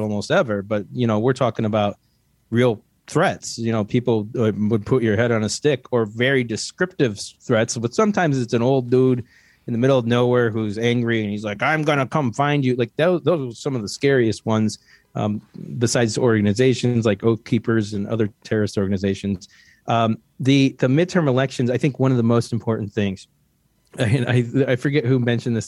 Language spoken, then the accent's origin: English; Ohio, United States; I was born in Ohio